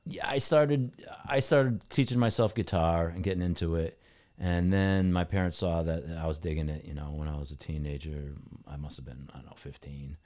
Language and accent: English; New Britain, Connecticut, United States; also born or lived in Hartford; I grew up in New Britain